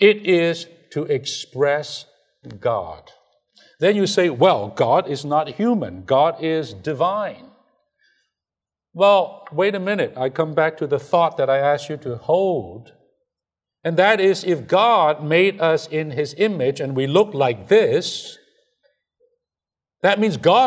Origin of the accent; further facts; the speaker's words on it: China; moved away; I'm from China.